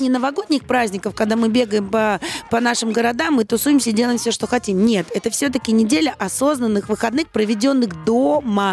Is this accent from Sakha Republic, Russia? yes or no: no; Saint Petersburg, Russia; moved away as an adult; я родилась и выросла в Санкт-Петербурге, да, и мама моя там, и бабушка